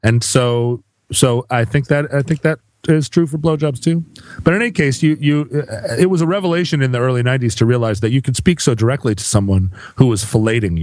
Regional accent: Alaska, United States; growing up in Alaska

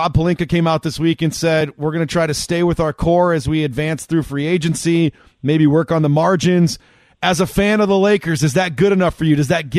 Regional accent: South Dakota, United States; I grew up in South Dakota, okay? So when you guys were making music out there on the West Coast, did you guys realize that there were people like me growing up in the mid-90s to the early 2000s in a state like South Dakota

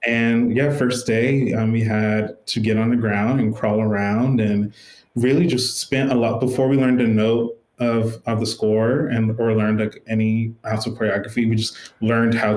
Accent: Smithfield, Virginia, United States; I said, it's a really small town called Smithfield, Virginia

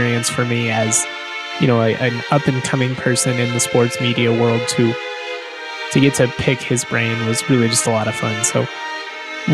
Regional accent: Colorado, United States; growing up in Colorado

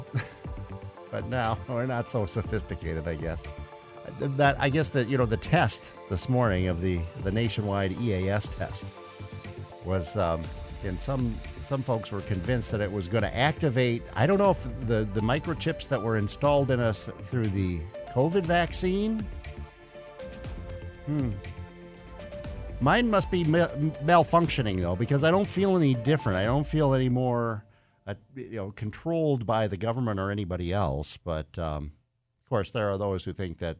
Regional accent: Midwest, United States; now in Bellingham, United States; I grew up in the Midwest

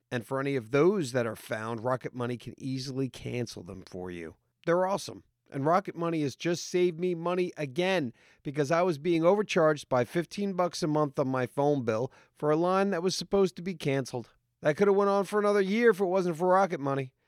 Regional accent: New York, United States; I'm from New York

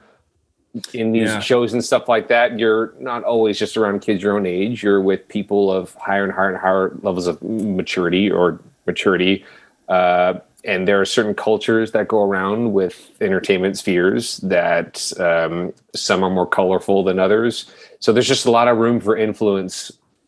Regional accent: Orange County, California, United States; growing up in Orange County is a great place to be, you know, beach town kid

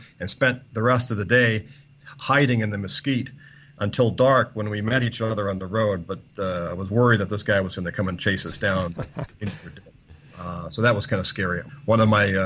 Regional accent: United States; being an American

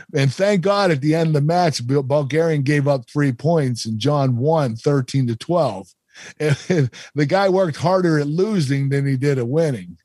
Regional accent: Pennsylvania, United States; I was from Pennsylvania

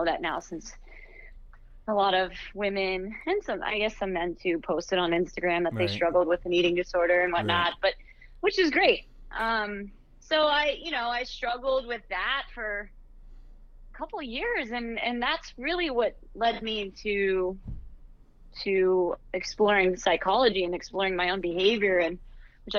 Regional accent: Youngstown, Ohio, United States; moved away as an adult; also born or lived in Akron, Ohio; now in New York, United States; I grew up in Ohio

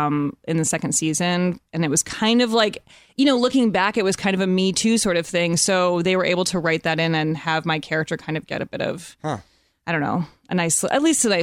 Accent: Evanston, Illinois, United States; moved away as an adult; now in Los Angeles, United States; I'm from Chicago. I grew up in Evanston, Illinois, right outside of Chicago. But yeah, I've been out here for like 10 years.

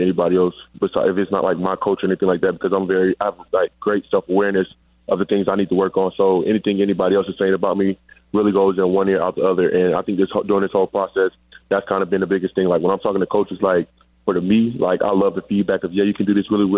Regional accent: Riverdale, Georgia, United States; also born or lived in Hampton, Georgia; I am from Riverdale, Georgia, born and raised

